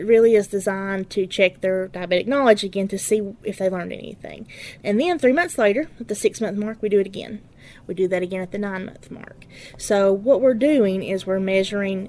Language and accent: English; Letcher County, Kentucky, United States; I'm from Letcher County. I've lived in Letcher County my entire life.